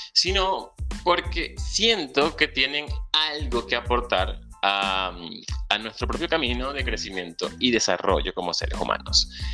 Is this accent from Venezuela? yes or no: yes; Venezuela; moved away; Soy un venezolano emigrante, soñador y un ciudadano del mundo.